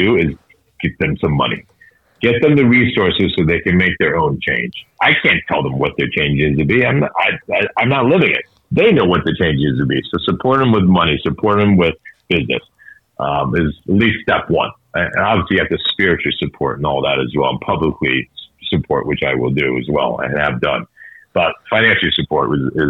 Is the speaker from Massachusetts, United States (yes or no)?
yes; Boston, Massachusetts, United States; I'm from Boston